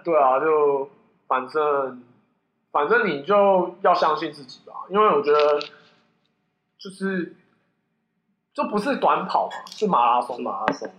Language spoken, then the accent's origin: Chinese; Taichung, Taiwan; 我是台中的